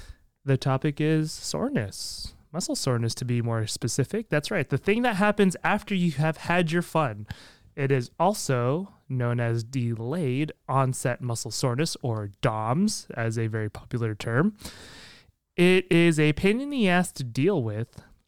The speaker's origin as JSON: {"language": "English", "country": "Canada", "said": "I'm Canadian. That's true. This is, yeah. I hope I didn't lose my Canada card over that one."}